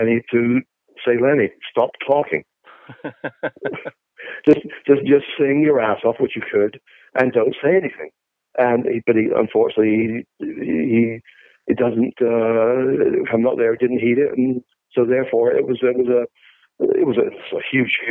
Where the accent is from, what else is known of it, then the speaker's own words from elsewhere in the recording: England, United Kingdom; now in United States; I was a musician and I'm English, but I live in America